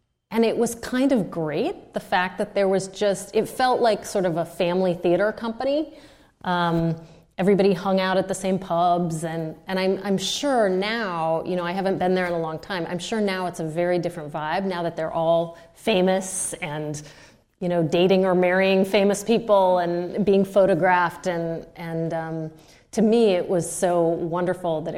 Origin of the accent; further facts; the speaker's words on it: United States; I'm the American